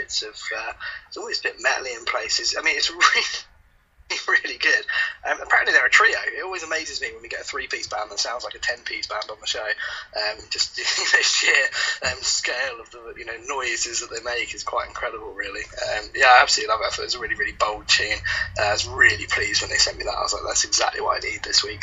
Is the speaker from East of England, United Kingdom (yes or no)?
yes; Essex, East of England, United Kingdom; I was born in Essex